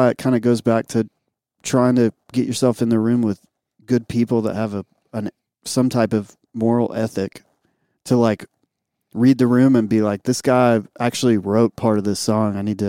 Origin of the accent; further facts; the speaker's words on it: Jackson, Mississippi, United States; the church that I grew up in Jackson, Mississippi